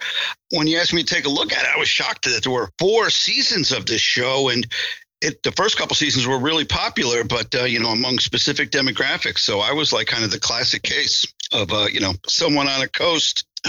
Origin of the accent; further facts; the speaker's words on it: New Jersey, United States; I'm from New Jersey